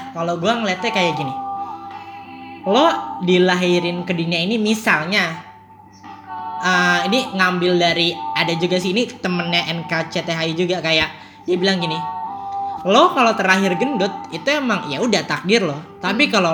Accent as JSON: {"language": "Indonesian", "country": "Indonesia", "said": "kita bu tidak bangga sebagai orang Indo bangga kita bangga"}